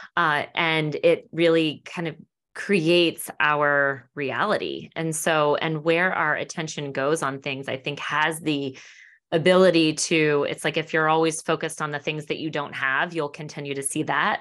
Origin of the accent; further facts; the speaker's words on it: Annapolis, Maryland, United States; also born or lived in Washington, D.C. area; I'm from the Annapolis area originally.